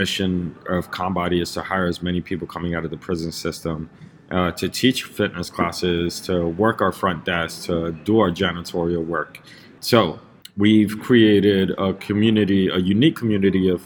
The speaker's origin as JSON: {"language": "English", "town": "New York City", "region": "New York", "country": "United States", "tie": "born or raised there", "said": "I grew up in Lower East Side in the 80s, 90s, when it was a very, very heavily drug-infested neighborhood"}